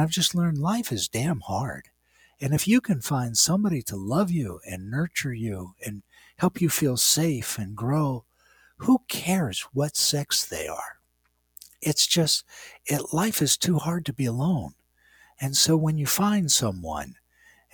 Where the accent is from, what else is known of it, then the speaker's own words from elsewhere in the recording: West Virginia, United States; moved away; I grew up in West Virginia.